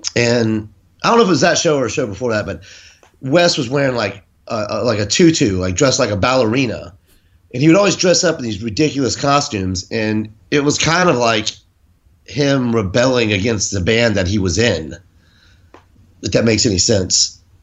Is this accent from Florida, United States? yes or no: yes; Jacksonville, Florida, United States; I'm from Jacksonville, Florida, originally